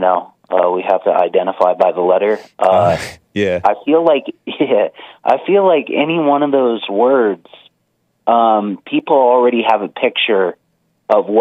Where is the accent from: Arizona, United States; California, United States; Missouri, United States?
California, United States; now in Reno, United States; growing up in California